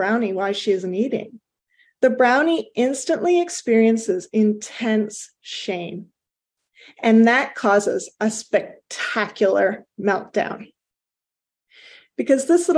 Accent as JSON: {"language": "English", "country": "Canada", "said": "I am Canadian"}